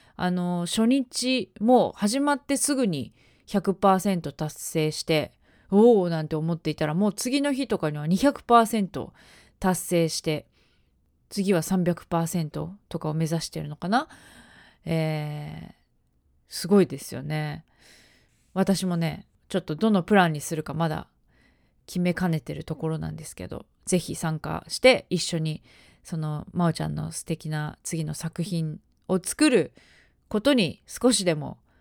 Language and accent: Japanese; Ena, Gifu, Japan; 私の出身地である岐阜県の、えー、恵那市というところ